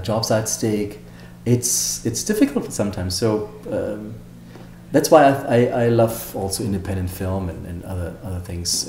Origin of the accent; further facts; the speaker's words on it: Germany; also born or lived in Hollywood; now in United States; when I grew up in Germany